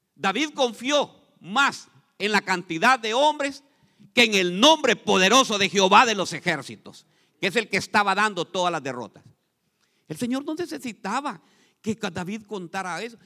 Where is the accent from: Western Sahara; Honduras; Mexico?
Honduras; moved away; Ahí en mi país hay un lago, hermanos. El lago Yohoa se llama